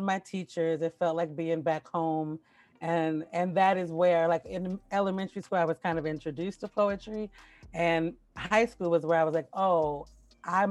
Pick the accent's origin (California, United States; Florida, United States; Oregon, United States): Oregon, United States; Portland; also born or lived in Paterson, New Jersey; So I was born in Paterson, New Jersey, and I grew up in Portland, Oregon